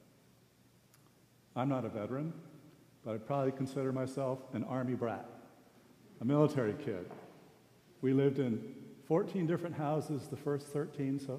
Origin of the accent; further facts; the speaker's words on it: Sendai, Miyagi, Japan; moved away; I was born in Sendai, Japan. My mother is Japanese.